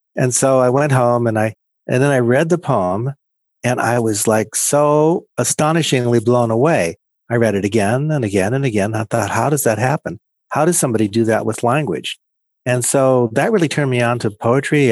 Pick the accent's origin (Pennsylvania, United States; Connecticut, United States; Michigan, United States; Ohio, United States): Pennsylvania, United States; a small town in; I grew up in Penns, a small town in Pennsylvania